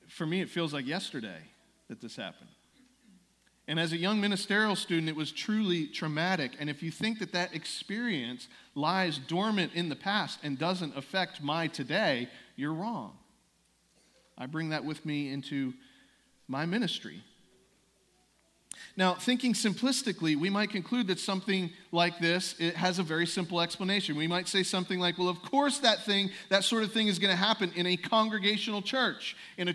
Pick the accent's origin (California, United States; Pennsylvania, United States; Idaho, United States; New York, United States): Pennsylvania, United States; the Northeast; moved away as an adult; also born or lived in South Carolina; I grew up in the Northeast, but I attended college in South Carolina. And during those years, obviously, I only got bits and pieces of what was going on at my home church back in Pennsylvania.